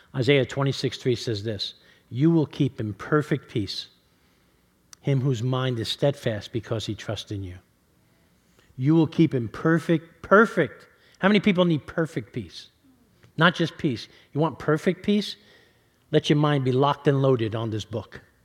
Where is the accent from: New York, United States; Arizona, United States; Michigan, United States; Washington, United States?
New York, United States; New York City; moved away; I grew up in New York City